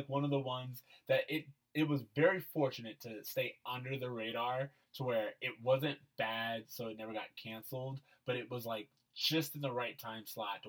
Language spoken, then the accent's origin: English; Florida, United States; moved away; growing up in Florida, I tell people all the time, we lived in resort.